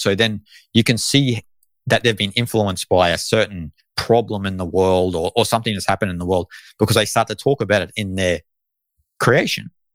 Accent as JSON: {"language": "English", "country": "Australia", "tie": "born or raised there", "said": "I am Australian"}